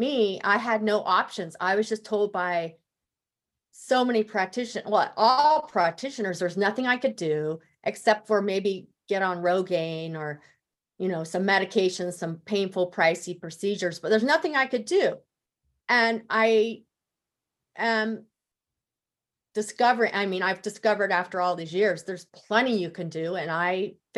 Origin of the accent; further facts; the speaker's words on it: Denver, Colorado, United States; moved away as an adult; I moved back to my hometown of Denver